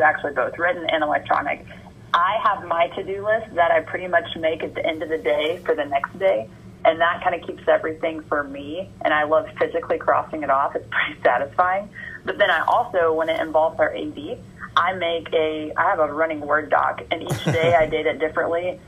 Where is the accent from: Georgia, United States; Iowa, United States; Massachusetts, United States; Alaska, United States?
Georgia, United States; born or raised there; moved away as an adult